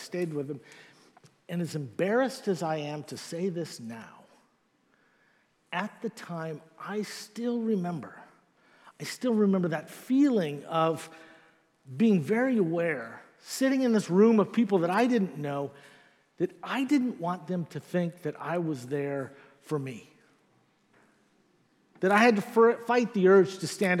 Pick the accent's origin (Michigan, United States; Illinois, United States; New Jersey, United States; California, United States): California, United States; Northern; moved away; I'm originally from Northern California